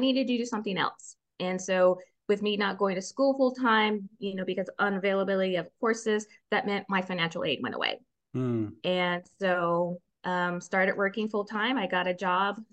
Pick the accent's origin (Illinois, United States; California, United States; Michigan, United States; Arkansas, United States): California, United States; Riverside; now in Texas, United States; I was born and raised in Riverside, California. So I'm a California here in Texas.